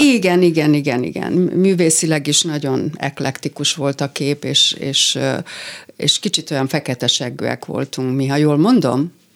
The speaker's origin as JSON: {"language": "Hungarian", "country": "Hungary", "also_born_or_lived": "San Francisco, United States", "first_language": "Hungarian"}